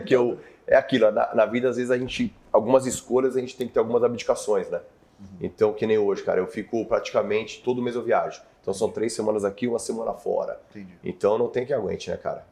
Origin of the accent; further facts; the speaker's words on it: Mongaguá, São Paulo, Brazil; also born or lived in Spain (family); now in São Paulo, Brazil; eu cresci em Mongaguá